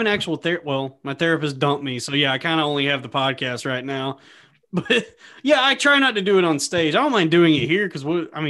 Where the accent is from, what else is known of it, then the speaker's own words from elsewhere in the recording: Texas, United States; I'm from Texas.